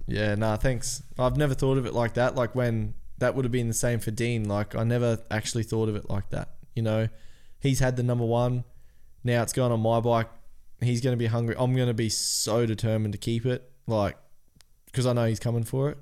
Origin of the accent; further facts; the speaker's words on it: Cairns, Queensland, Australia; We're from Cairns